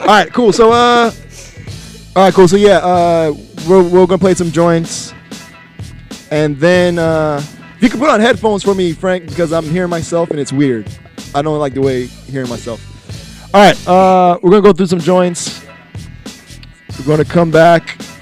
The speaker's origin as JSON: {"language": "English", "country": "Jamaica", "said": "me being Jamaican"}